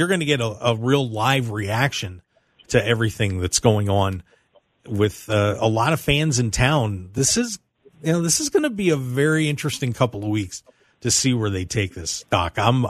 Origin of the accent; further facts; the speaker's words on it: South Central Pennsylvania, United States; I'm from South Central PA